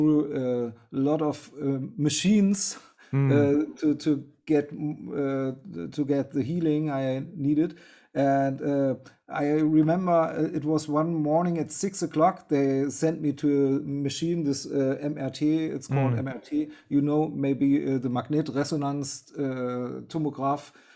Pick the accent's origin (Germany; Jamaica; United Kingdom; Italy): Germany; I'm a musician from Germany